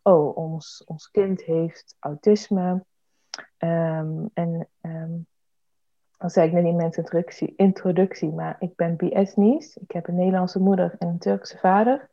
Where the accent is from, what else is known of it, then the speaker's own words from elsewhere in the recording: Eindhoven, North Brabant, Netherlands; ik ben Brabander. Ik kom uit Eindhoven